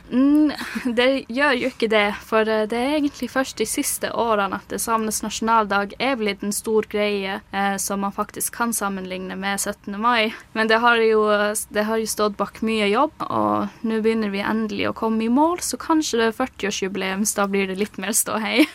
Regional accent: Kautokeino and Karasjok, Finnmark, Norway; moved away as an adult; now in Oslo, Norway; Jeg er fra Kautokeino og Karasjok

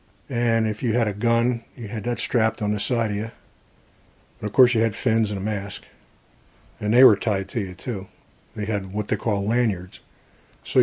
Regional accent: Branchville, New Jersey, United States; now in Pennsylvania, United States; Sussex County, about 20 miles south of Port Jervis.

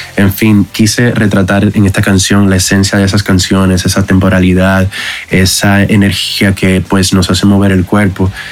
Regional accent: Dominican Republic; moved away as an adult; now in Mexico; soy de la República Dominicana, pero pues ya llevo cuatro años en México

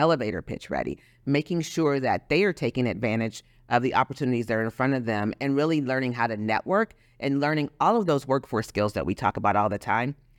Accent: Los Angeles, California, United States; now in Texas, United States; growing up in Los Angeles, we had something called Lance, the Los Angeles Mentor Program

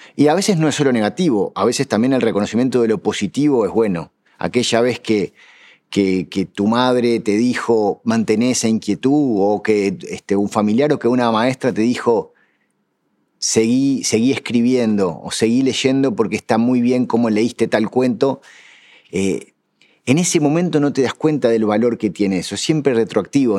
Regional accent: Uruguay; somos uruguayos

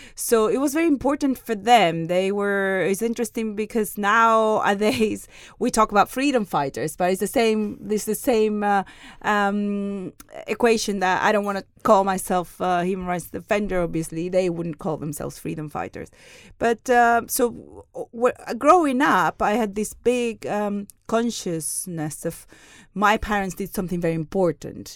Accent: Seville, Andalusia, Spain; I'm Spanish. I was born in Sevilla, in the south of Spain.

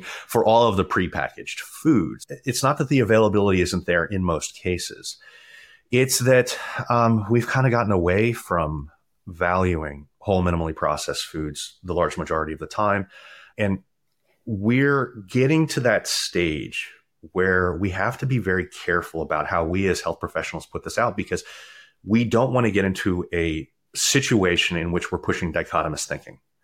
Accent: Maryland, United States; moved away; I grew up in Maryland

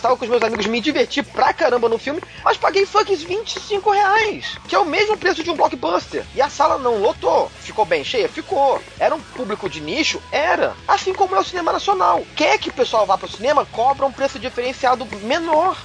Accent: São Paulo, Brazil; eu sou de São Paulo.

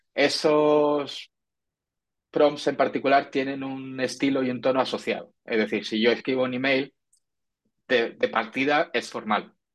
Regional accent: Andalusia, Spain; como yo soy andaluz

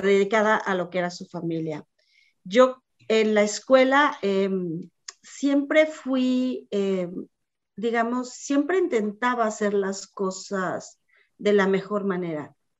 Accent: Mexico City, Mexico; moved away as an adult; now in United States; Yo tuve una niñez muy feliz. Soy de la Ciudad de México, chilanga 100%, chilanguísima.

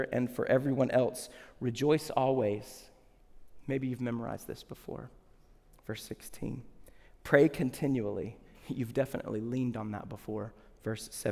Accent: the South, United States; When I was little, I grew up in the South.

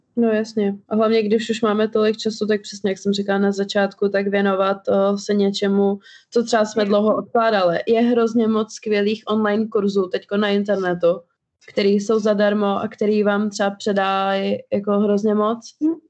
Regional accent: Czechia; first language Albanian; čeština, Protože jsem se tady narodila a chodila do školy, ale vždycky jsme si udržovali albánštinu jako mateřský jazyk

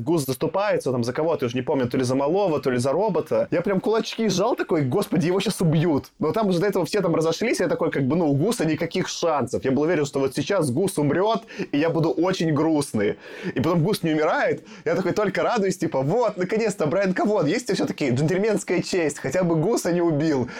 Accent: Belarus; now in Russia; Я просто единственный белорус такой

